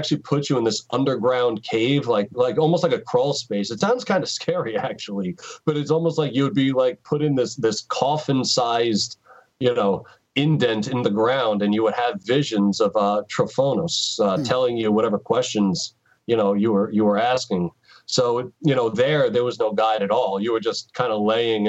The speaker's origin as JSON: {"language": "English", "region": "New York", "country": "United States", "moved": "yes", "said": "I'm from New York"}